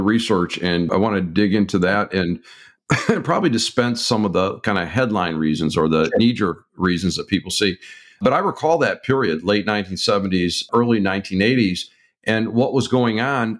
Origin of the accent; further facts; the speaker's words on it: Detroit, Michigan, United States; my hometown of Detroit, Michigan